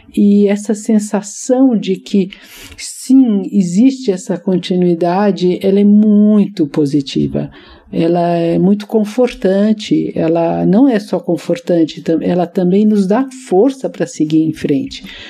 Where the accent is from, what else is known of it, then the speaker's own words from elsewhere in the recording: São Paulo, Brazil; nasci em São Paulo